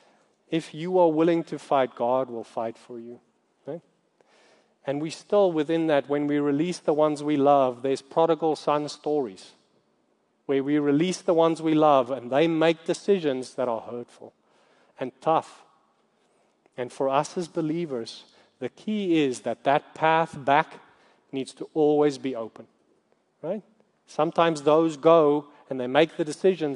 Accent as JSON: {"language": "English", "country": "South Africa", "said": "I'm from South Africa"}